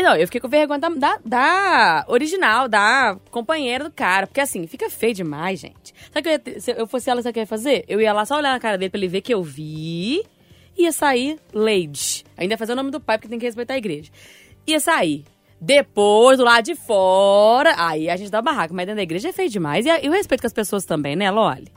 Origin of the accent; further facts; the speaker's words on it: Bahia, Brazil; moved away; lá na Bahia, Patrícia, ir pra praia lá na minha cidade, já tinha o som coletivo. As barracas costumam, costumavam, pelo menos quando eu morava lá